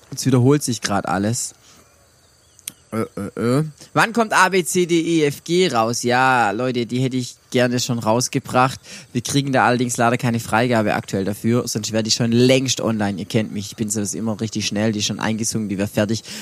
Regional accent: Swabia, Germany; accent: Swabian; Ja, ich bin ein Schwabe. Ich bin, das war jetzt gar nicht mal Schwäbisch, aber ich kann Schwäbisch schwätzen, das ist kein Problem, aber dann versteht mich ja keiner.

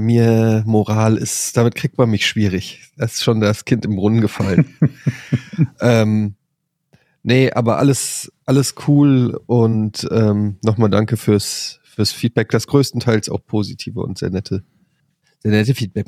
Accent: Frankfurt, Hesse, Germany

